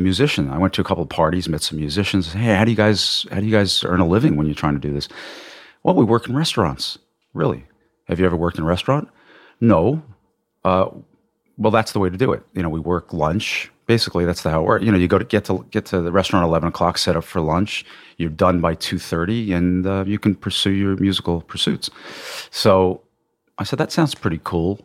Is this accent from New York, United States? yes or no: yes; Long Island, New York, United States; also born or lived in Massachusetts / Manhattan; I grew up in Long Island, I, I'm a New York boy